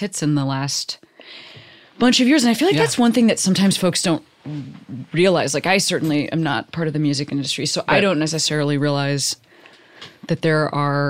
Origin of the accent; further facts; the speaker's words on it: Western Springs, Illinois, United States; moved away; I grew up in Western Springs, which is like... Yeah, Hinsdale and LaGrange